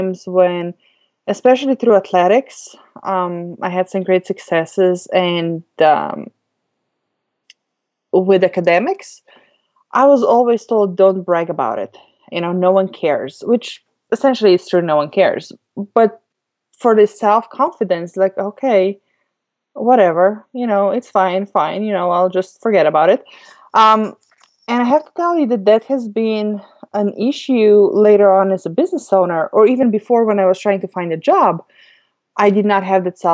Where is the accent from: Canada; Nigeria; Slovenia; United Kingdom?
Slovenia; moved away; I grew up in Europe, in Slovenia, which is a teeny tiny country